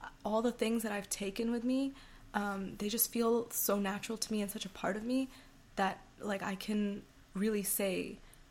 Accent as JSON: {"language": "English", "country": "Canada", "also_born_or_lived": "Toronto", "said": "I'm a Canadian girl, yeah. I'm an Indo-Canadian girl"}